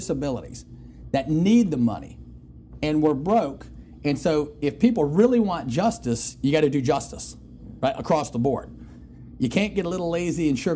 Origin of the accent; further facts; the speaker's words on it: Detroit, Michigan, United States; moved away; I'm from Detroit